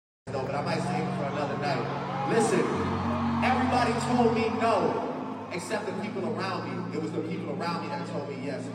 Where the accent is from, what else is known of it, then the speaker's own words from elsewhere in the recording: Toronto, Ontario, Canada; I am from Toronto, Canada